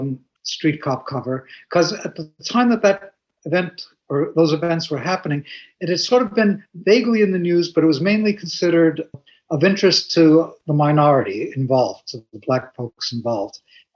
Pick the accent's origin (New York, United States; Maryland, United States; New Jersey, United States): New York, United States; I'm a New Yorker